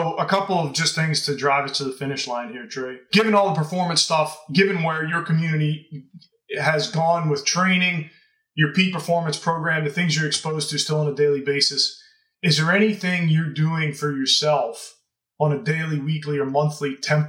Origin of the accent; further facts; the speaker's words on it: Louisiana, United States; Well, I grew up in Louisiana, so.